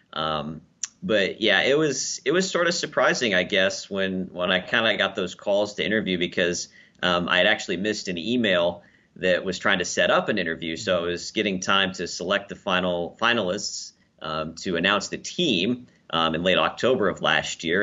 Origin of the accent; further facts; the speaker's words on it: Lincoln, Nebraska, United States; Lincoln, Nebraska, my hometown and where I currently work.